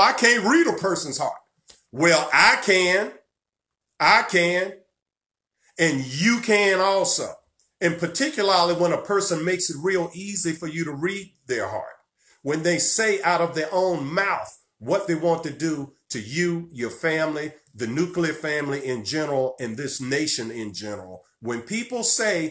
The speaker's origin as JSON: {"language": "English", "region": "Virginia", "country": "United States", "tie": "born or raised there", "said": "my home state of Virginia"}